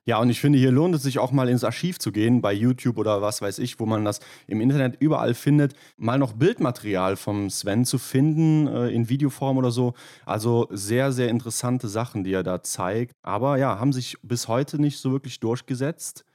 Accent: Rhineland, Germany; bei uns im Rheinland

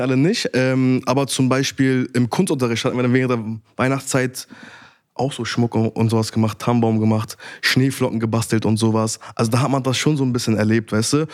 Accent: Berlin, Germany; Ich bin in Neukölln aufgewachsen, Nordneukölln, Damweg Sonnenallee

